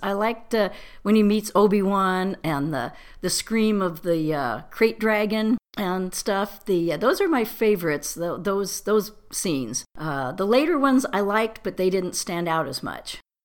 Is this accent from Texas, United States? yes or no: no; Torrance, California, United States; also born or lived in Fullerton, California; I was born in Fullerton, but mostly grew up in the Torrance Palos Verdes area